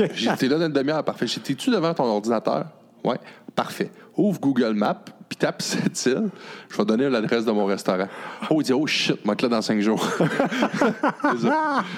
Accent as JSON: {"language": "French", "area": "Côte-Nord", "region": "Quebec", "country": "Canada", "tie": "born or raised there", "said": "je suis natif de la Côte-Nord"}